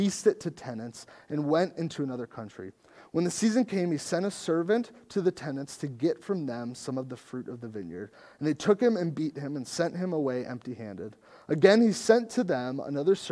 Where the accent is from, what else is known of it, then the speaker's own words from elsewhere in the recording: United States; as American Christians